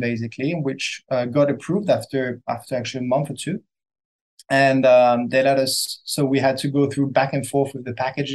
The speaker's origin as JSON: {"language": "English", "town": "Monte Carlo", "country": "Monaco", "tie": "born or raised there", "also_born_or_lived": "Hong Kong / Bangkok / Singapore", "moved": "as an adult", "said": "I was born and raised in Monaco, Monte Carlo."}